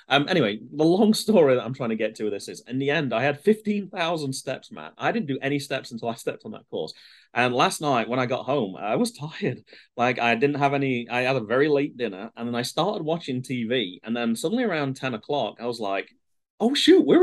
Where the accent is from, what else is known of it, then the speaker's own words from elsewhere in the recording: United Kingdom; moved away as an adult; now in United States; I'm British.